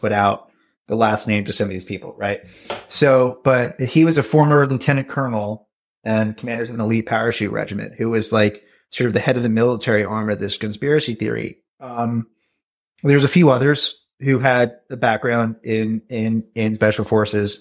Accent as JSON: {"language": "English", "region": "rural New Jersey", "country": "United States", "tie": "born or raised there", "said": "in my hometown, which I'm from, you know, rural New Jersey"}